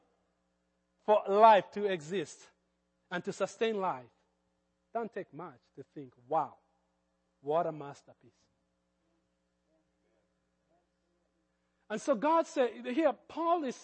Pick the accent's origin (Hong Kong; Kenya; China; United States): Kenya; accent: Kenyan; That's my Kenyan accent